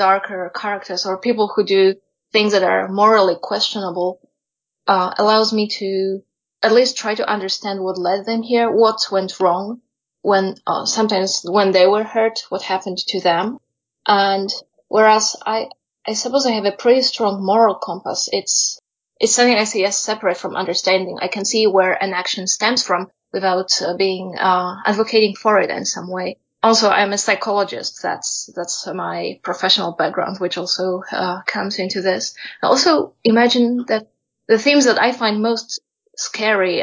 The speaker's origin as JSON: {"language": "English", "country": "Poland", "moved": "yes", "said": "I come originally from Poland, although I've been living elsewhere at different points of my life"}